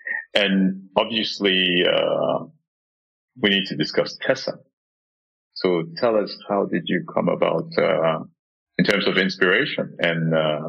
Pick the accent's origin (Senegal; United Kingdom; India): Senegal; moved away as an adult; Senegal, my home country